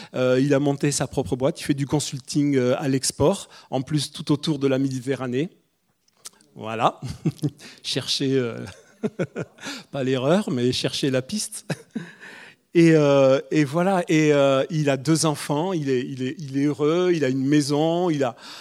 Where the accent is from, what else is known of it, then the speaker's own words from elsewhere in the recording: Corsica, France; moved away as an adult; now in Toulouse, France; je suis le Corse, on est tous les deux, on est des immigrés ici